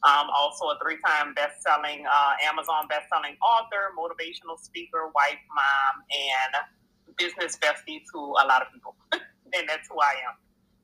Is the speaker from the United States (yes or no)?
yes; Slidell, Louisiana, United States; I am from Louisiana, from Slidell, Louisiana, which is the next door neighbor to New Orleans, Louisiana.